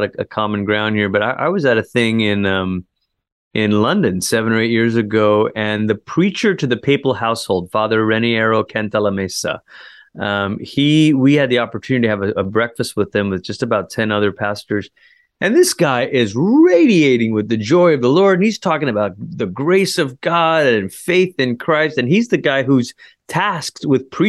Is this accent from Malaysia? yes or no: yes; Malaysia; I grew up in Malaysia. It's where I'm from.